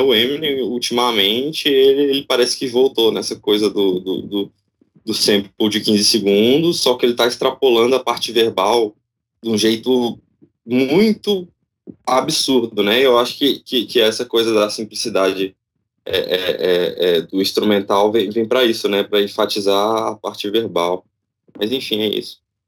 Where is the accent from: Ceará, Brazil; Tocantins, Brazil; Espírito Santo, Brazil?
Tocantins, Brazil; eu sou do Tocantins